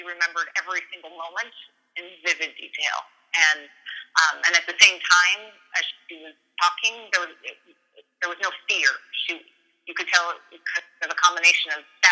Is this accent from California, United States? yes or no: yes; Thousand Oaks, California, United States; also born or lived in Los Angeles / Hollywood / Orange County; I was born at UCLA Hospital. I grew up in Thousand Oaks